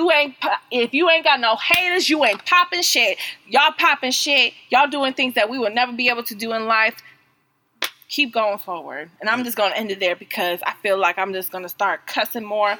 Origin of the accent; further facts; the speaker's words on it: United States; as an American